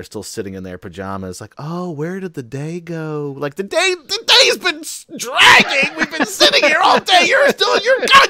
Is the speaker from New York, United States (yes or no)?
yes; New York, United States; I'm from New York, so I like things done very quickly.